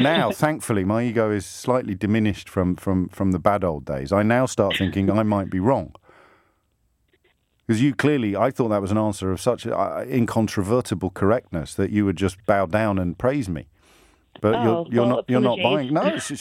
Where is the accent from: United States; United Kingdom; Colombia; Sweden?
United Kingdom; England; as an English lad